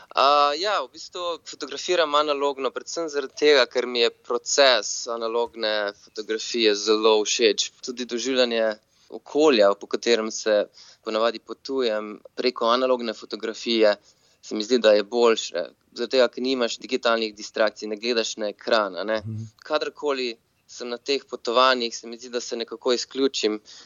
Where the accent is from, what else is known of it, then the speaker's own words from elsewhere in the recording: Slovenia; moved away as an adult; now in San Francisco, United States; ker sem iz Slovenije in mogoče smo Slovenci malo bolj zaprti narod